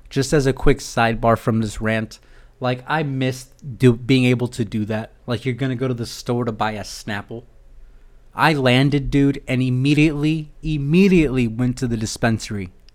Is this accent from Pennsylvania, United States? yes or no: no; California, United States; I'm from California